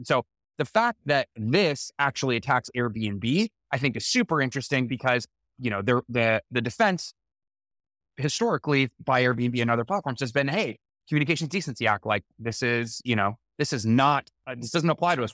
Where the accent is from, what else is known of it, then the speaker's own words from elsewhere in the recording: Los Angeles, California, United States; my hometown